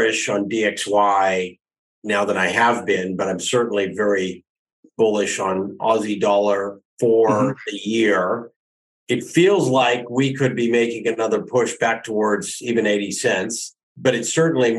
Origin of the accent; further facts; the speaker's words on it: Canada; being a Canadian, I've lived through every